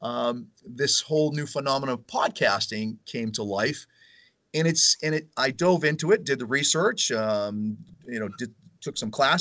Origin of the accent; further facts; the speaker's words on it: Weymouth, Massachusetts, United States; Weymouth just outside of Boston, which is my hometown